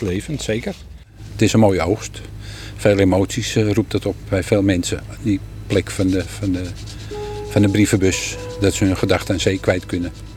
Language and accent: Dutch; Randstad, Netherlands; moved away as an adult; now in Harlingen, Netherlands; Ik kom uit de Randstad